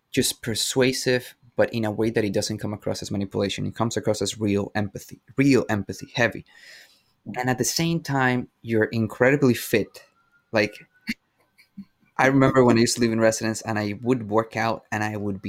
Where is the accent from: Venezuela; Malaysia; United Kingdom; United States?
Venezuela; English is a second language; now in Canada; I come from Venezuela. English is my second language.